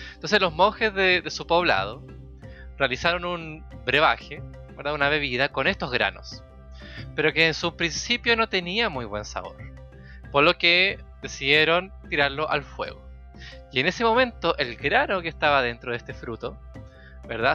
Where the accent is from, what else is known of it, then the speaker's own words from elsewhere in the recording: Chile; en Chile, cuando nosotros decimos